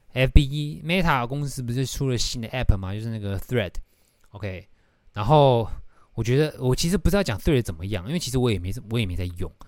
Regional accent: Taiwan; 就是以那种我们台湾人，亚洲小孩在学英文会遇到的问题

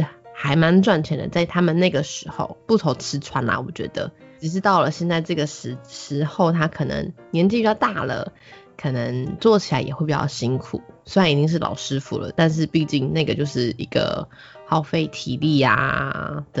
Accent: Miaoli County, Taiwan; also born or lived in Banqiao / Hualien; 其实我小时候是在很小的时候，一开始是在板桥，长大以后就是嗯，大概是到要上幼稚园以后，我们就搬回来苗栗。因为毕竟板桥的物价什么真的其实真的比较高，所以那时候我们就搬回来苗栗。但是我的老家是在花莲。

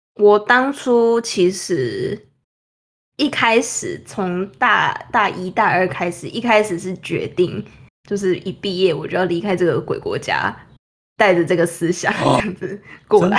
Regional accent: Taiwan; moved away as an adult; now in New York, United States; 我们台湾那边

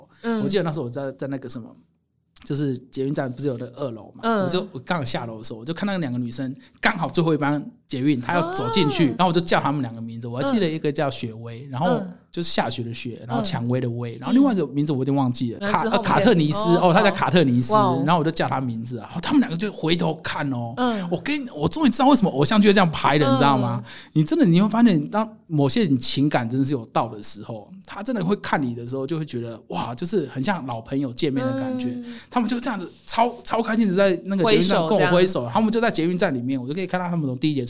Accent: China; 我告诉你哦， 我们大陆那边呢，很多这种啊

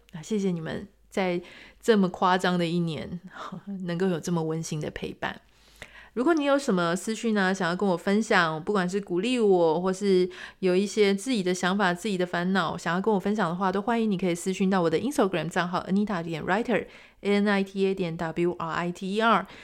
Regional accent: Taiwan; 我们台湾人

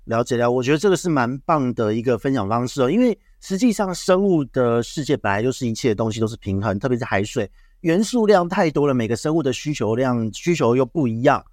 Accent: Taiwan; 我们台湾这边

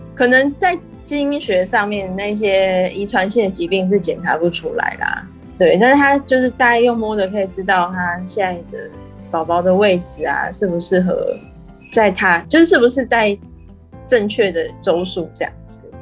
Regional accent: Taiwan; moved away as an adult; also born or lived in Peru; 跟我们台湾这边教小孩的方式，我觉得有很大的不一样啊

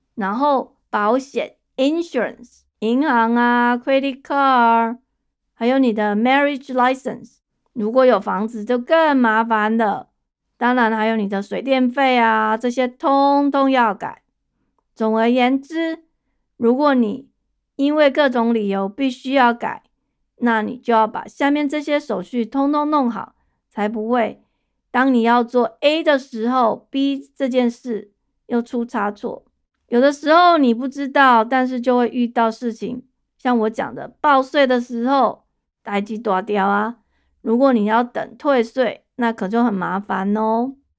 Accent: Taiwan; now in United States; 我在台湾长大的人

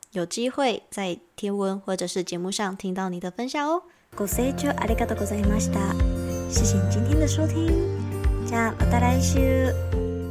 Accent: Taiwan; 我是台湾人

